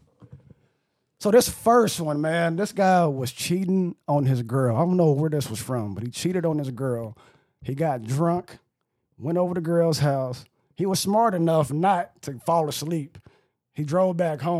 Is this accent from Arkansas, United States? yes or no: yes; Arkansas, United States; now in Texas, United States; I am from Arkansas.